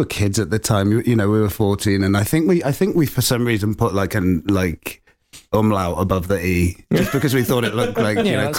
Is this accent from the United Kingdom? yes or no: yes; Worcester, West Midlands, United Kingdom; moved away as an adult; also born or lived in Bristol; I'm from Worcester. I grew up in Worcester, which is the Midlands town.